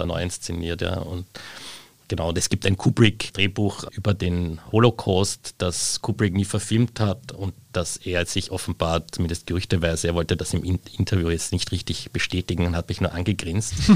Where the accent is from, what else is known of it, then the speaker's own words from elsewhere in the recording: Austria; daheim in Österreich